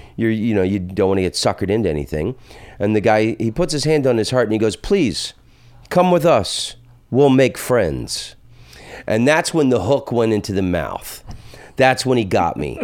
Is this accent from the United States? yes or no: yes; the South, United States; I'm from the South